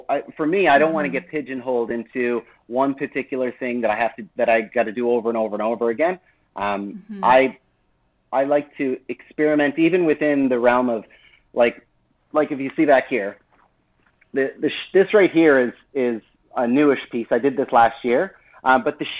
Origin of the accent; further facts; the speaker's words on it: New Brunswick, Canada; also born or lived in Nova Scotia / Moncton; now in Fogo Island, Canada; I was born in Nova Scotia and lived most of my life in New Brunswick.